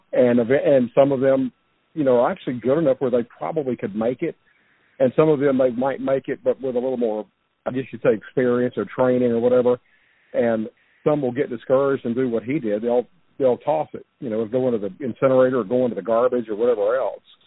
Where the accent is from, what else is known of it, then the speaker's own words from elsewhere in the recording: Baton Rouge, Louisiana, United States; I grew up in Baton Rouge myself, way out on the east side of town